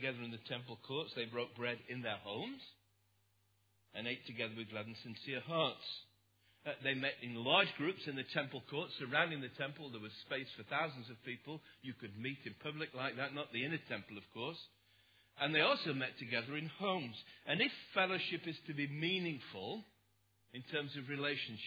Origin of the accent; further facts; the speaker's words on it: Derbyshire, East Midlands, United Kingdom; when I was growing up in Derbyshire, we had some very interesting preachers